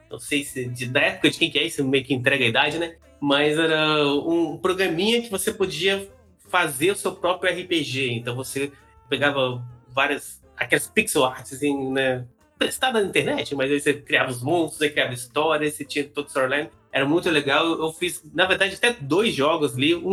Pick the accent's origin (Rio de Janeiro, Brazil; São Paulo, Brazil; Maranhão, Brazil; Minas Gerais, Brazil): Minas Gerais, Brazil; moved away as an adult; E, então, eu, eu sou de Minas Gerais, morei lá até meus 18 anos, que é mais ou menos quando vem essa época da, da faculdade.